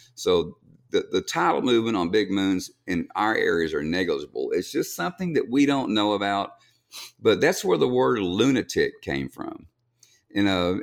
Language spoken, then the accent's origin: English; Kingsville, Texas, United States; I grew up in Kingsville